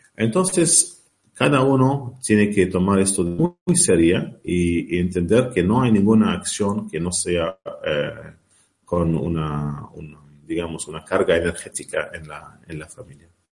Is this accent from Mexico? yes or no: no; Lebanon; now in Ireland; al Líbano, de donde yo vengo